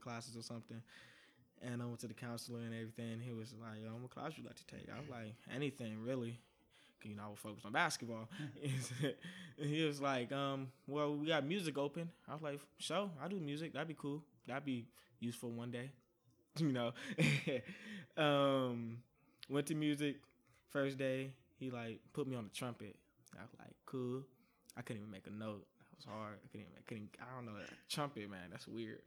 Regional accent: Oakland, California, United States; also born or lived in Richmond, California; I'm from Oakland, actually

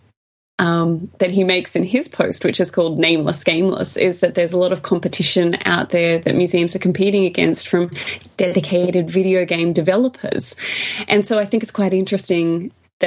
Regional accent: Australia

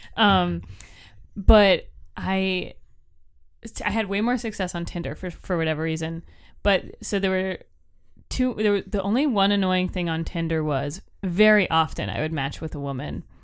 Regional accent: Florida, United States; I'm from Florida

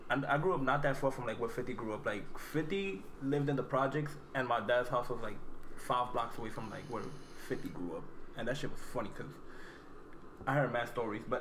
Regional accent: Queens, New York, United States; I'm from Queens. I'm from Queens, you know.

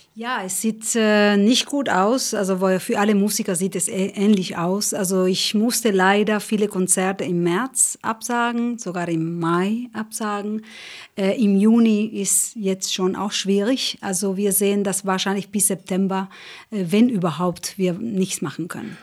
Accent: Uruguay; German is a second language; moved away; also born or lived in Spain; ich komme aus, aus Uruguay, ich bin in Uruguay geboren, ich bin in Spanien auch gewachsen

